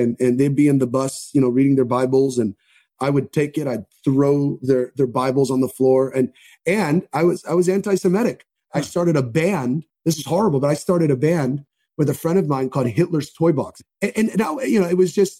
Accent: Miami Beach, Florida, United States; I grew up in Miami Beach, so a very big Jewish population

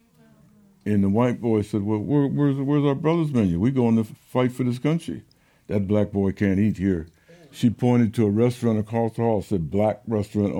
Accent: Rochester, New York, United States; moved away as an adult; also born or lived in Berkeley, California; I grew up in Rochester, New York

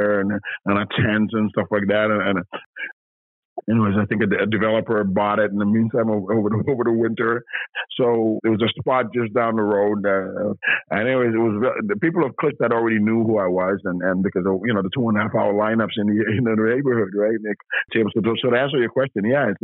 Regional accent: Toronto, Ontario, Canada; also born or lived in Grenada / England; I came to Canada when I was 8 years old. So I've been in the city for over half a century, right? So I'm a product of Canada. I'm a product of Toronto, right? I grew up in Toronto, right?

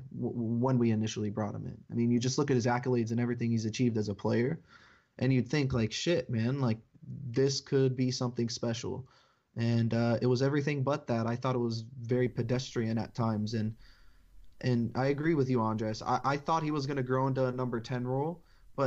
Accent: United States; being American

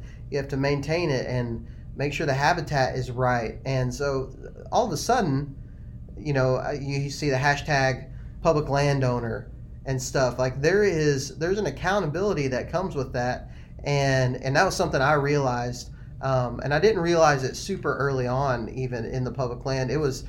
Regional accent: Texas, United States; I was raised in Texas where there's just not a whole lot of public land.

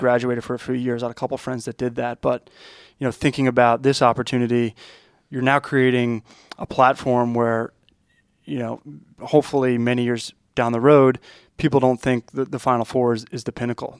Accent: Long Island, New York, United States; as a kid growing up on Long Island

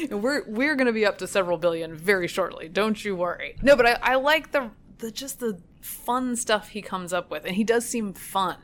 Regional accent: North Carolina, United States; now in Virginia, United States; my home state

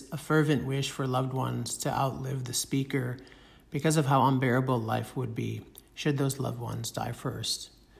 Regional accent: Detroit, Michigan, United States; it's the one in which I grew up in Detroit

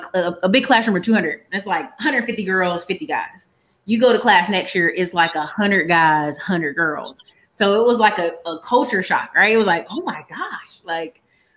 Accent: Alaska, United States; So the best way to explain it is I am a military kid. Parents both did military. Mom did 26 years. So they got to live in some really cool places. My brother got Germany and all this other stuff overseas. But by the time we were born, we got Alaska

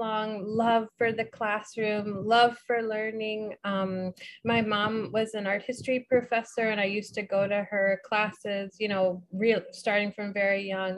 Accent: St. Louis, Missouri, United States; I'm a Midwesterner from St. Louis

